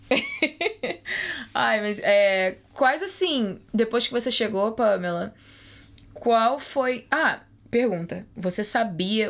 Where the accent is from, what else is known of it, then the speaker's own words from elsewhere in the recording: Rio de Janeiro, Brazil; moved away; eu sou do Rio de Janeiro